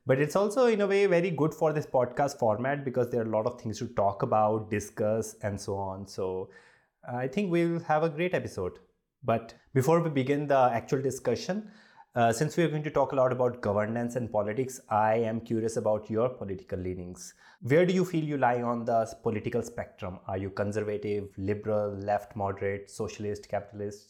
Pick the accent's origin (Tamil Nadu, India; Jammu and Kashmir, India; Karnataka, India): Jammu and Kashmir, India; Jammu; I'm from Jammu, and uh, for uh, people who are from smaller cities, a different kind of India we grew up